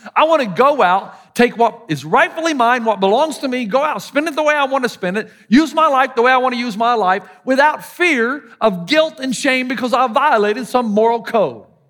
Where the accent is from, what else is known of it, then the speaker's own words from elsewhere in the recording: the South, United States; accent: Southern; my Southern accent